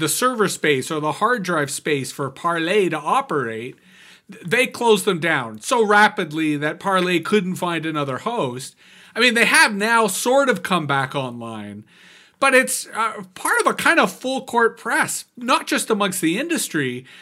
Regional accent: Canada; I'm a Canadian

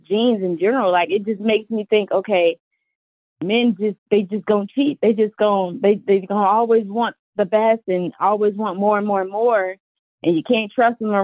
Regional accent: Chicago, Illinois, United States; I'm from Chicago

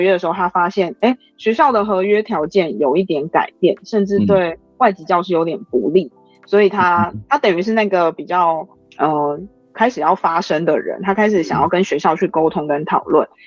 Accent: Taiwan; 我们台湾人

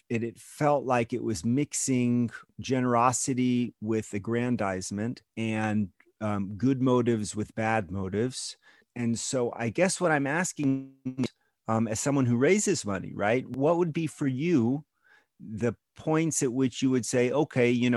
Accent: Houston, Texas, United States; moved away as an adult; now in Israel; the conservative synagogue that I grew up in Houston, Texas

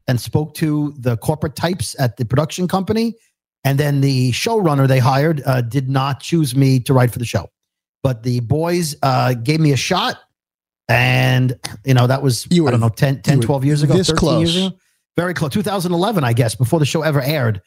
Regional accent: United States; I'm an American person

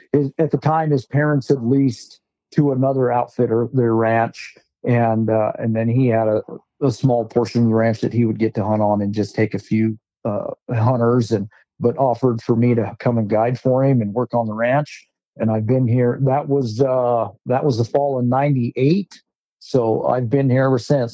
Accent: Rock Springs, Wyoming, United States; now in Northeast Wyoming, United States; I was born and raised in Rock Springs.

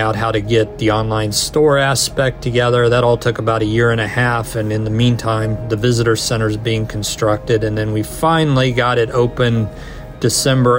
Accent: Kansas City, United States; moved away as an adult; now in Connecticut, United States; I'm actually from Kansas City

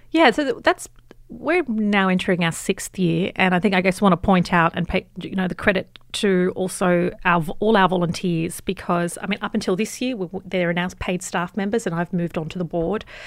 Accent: Sydney, New South Wales, Australia; I grew up in Western Sydney

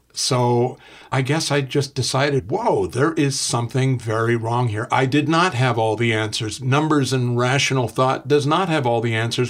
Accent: Canada

